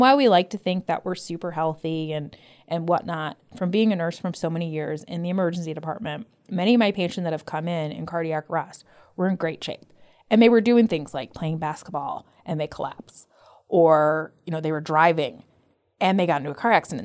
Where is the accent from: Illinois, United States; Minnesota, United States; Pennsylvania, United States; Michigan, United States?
Illinois, United States; Evergreen Park; moved away as an adult; now in Arizona, United States; I'm actually from Evergreen Park.